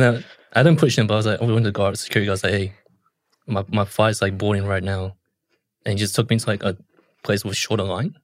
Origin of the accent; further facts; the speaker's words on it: New Zealand; I'm from New Zealand